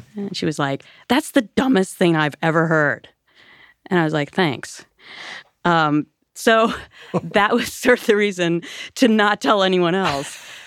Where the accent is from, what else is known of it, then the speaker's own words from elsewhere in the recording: Minnesota, United States; moved away; I grew up on the Mississippi River in Minnesota